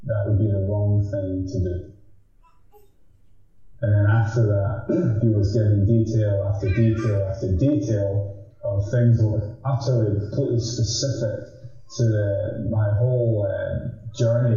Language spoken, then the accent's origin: English; Edinburgh, Scotland, United Kingdom; I'm from Edinburgh.